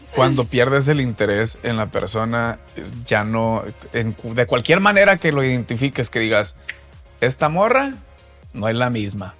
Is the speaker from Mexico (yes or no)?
yes; Mexico; nosotros los mexicanos